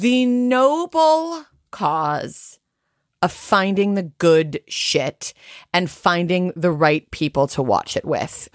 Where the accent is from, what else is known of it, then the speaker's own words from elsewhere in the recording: United States; moved away; I'm north of the Mason Dixon line